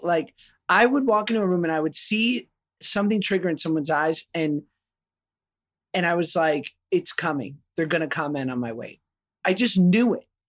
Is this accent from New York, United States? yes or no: yes; New York, United States; I grew up in New York, you know, single mom, public school